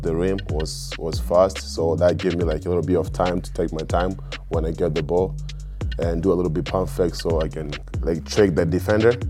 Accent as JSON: {"language": "English", "region": "Mwanza", "country": "Tanzania", "tie": "born or raised there", "moved": "as an adult", "lives_now": "United States", "said": "I'm from Tanzania. I'm born in Mwanza. So that's just my country. And I grew up there, I go to school there before I came here."}